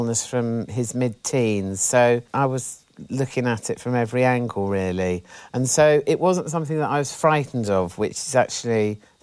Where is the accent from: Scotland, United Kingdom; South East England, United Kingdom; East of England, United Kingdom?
South East England, United Kingdom; Benenden; In a tiny little village in Kent, like very rural, a village called Benenden